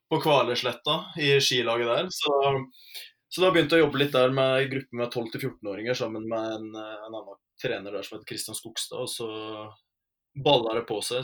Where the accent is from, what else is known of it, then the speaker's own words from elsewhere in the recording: Rauland, Telemark, Norway; jeg er fra Telemark, fra Rauland i Vinje